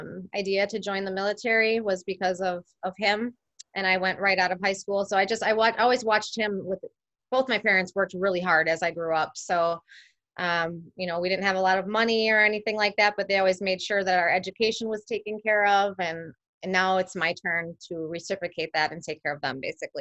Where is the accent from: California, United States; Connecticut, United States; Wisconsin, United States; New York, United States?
Wisconsin, United States; West Allis; I was born in West Allis, Wisconsin. Born and raised. My parents still live in the same house that I grew up